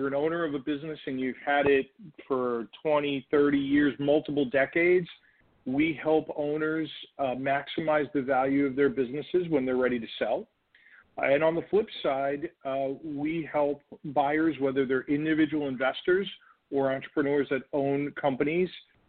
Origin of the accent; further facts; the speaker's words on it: New York, United States; now in Chicago, United States; New York, originally from New York